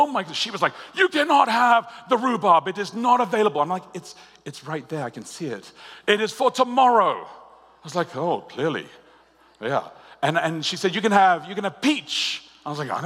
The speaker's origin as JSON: {"language": "English", "country": "Australia", "said": "I'm Australian"}